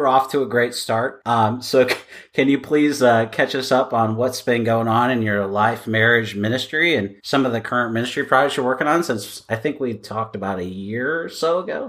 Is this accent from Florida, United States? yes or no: no; Seattle, Washington, United States; now in Los Angeles, United States; because I'm from Seattle